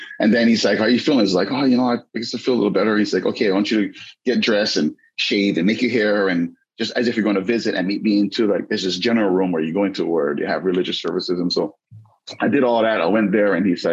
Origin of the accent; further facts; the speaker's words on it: Waianae, Hawaii, United States; I grew up in Waianae, never read a single book.